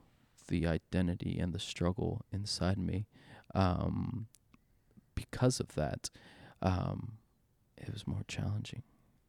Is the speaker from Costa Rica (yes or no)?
yes; Costa Rica; Yes, I'm brown. Yes, I'm Hispanic. Yes, I'm from Costa Rica.